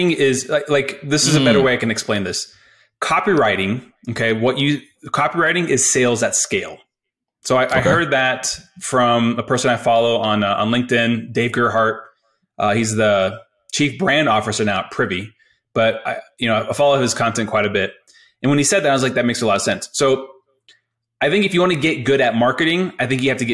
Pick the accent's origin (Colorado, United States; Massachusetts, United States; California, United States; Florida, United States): Colorado, United States; I'm from Colorado, not from, but I grew up in Colorado, basically went to CU Boulder